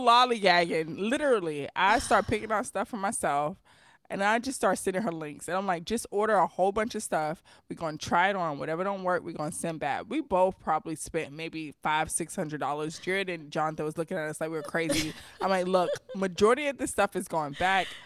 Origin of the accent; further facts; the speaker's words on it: New York City, New York, United States; I'm from New York City.